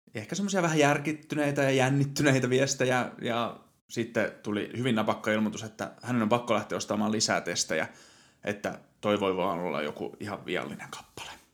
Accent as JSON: {"language": "Finnish", "region": "Satakunta", "country": "Finland", "tie": "born or raised there", "also_born_or_lived": "Helsinki metropolitan area", "moved": "yes", "lives_now": "Nokia, Finland", "said": "Olen syntynyt Satakunnassa ja sitten muuttanut pääkaupunkiseudulle ja nykyisin asustelen"}